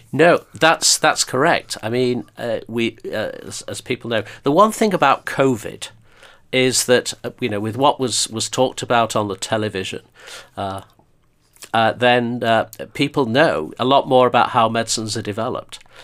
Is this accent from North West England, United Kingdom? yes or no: yes; Blackpool, North West England, United Kingdom; moved away as an adult; also born or lived in Birmingham / Stoke; I grew up in Blackpool